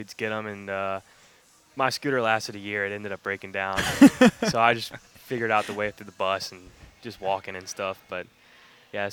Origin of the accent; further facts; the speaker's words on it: Savannah, Georgia, United States; I just happened to grow up on Skidaway Island